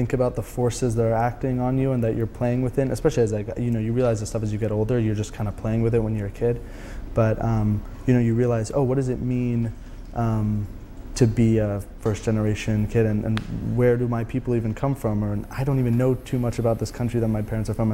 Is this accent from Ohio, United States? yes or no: no; Silicon Valley, Bay Area, California, United States; I'm from the Bay Area, I'm from Silicon Valley. My parents immigrated here from Iran